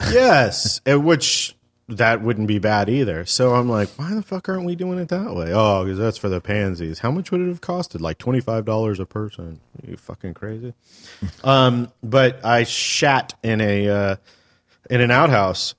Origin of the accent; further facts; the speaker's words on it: California, United States; I was born and raised here